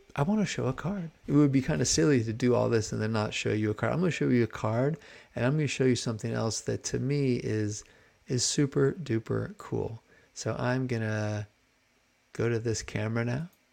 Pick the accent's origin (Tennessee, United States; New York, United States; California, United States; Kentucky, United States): California, United States; Marin; moved away; also born or lived in San Francisco; I'm originally from the Bay Area, San Francisco, and grew up in Marin.